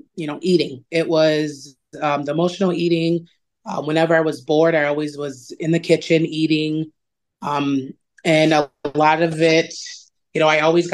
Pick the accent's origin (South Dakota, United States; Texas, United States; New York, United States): South Dakota, United States; Yankton; moved away as an adult; now in Sioux Falls, United States; I am originally from Yankton, moved up to Sioux Falls, been up here since after I graduated